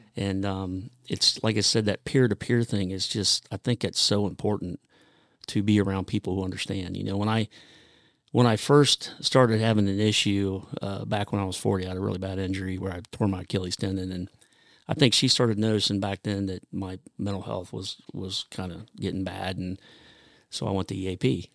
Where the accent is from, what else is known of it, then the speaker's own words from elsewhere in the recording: Grove City, Ohio, United States; I grew up in Grove City, Ohio